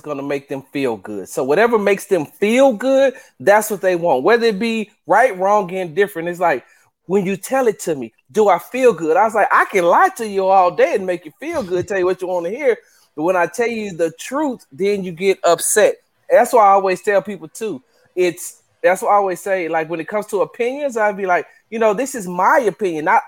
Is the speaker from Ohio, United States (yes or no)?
no; Texas, United States; We loud down here because I'm from Texas